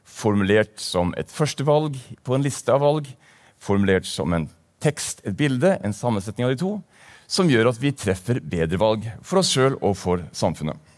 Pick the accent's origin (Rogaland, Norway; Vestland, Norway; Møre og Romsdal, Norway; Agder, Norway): Vestland, Norway; Bergen; also born or lived in Tromsø; Jeg kommer fra Bergen, eh, selv om dialekten ikke tilsier det. Jeg har en fortid også fra Tromsø, så det er sagt.